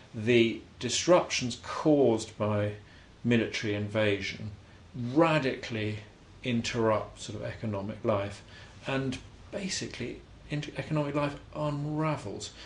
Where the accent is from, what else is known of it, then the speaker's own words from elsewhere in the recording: Rome, Lazio, Italy; now in Oxford, United Kingdom; I was born in Rome